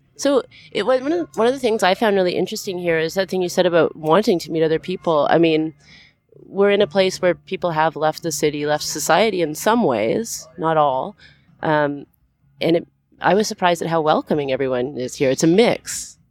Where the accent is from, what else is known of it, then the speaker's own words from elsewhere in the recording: Canada; we're from Canada